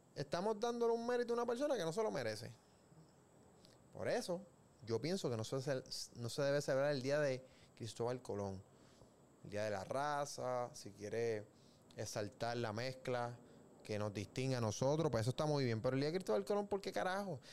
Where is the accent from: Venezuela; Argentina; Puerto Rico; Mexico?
Puerto Rico